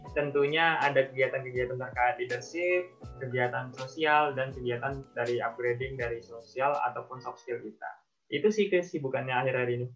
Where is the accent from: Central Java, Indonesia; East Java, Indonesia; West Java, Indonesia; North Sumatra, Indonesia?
North Sumatra, Indonesia; Labuhanbatu; now in Yogyakarta, Indonesia; asal saya itu memang dari Sumatera Utara, tepatnya dari suatu oh, daerah yang okay. namanya Labuan Batu